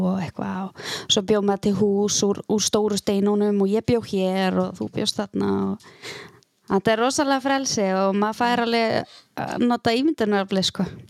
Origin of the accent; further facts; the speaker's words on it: Eskifjörður, Eastern Region, Iceland; moved away as an adult; now in Akureyri, Iceland; ég ólst upp á Eskifyrði og flytt hérna til akureyra 2009